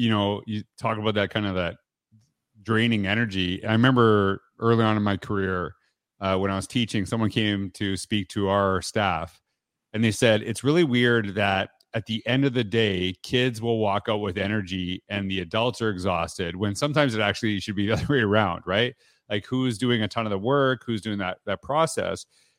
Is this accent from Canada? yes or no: yes; Canada; you know what? I'm from Canada. So I'll tell you straight up. Usually we know, Canadians know US geography better than the other way around.